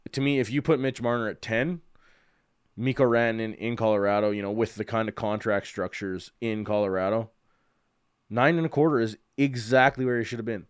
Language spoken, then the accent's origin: English; Calgary, Alberta, Canada; I'm born and raised in Calgary, been here just about my entire life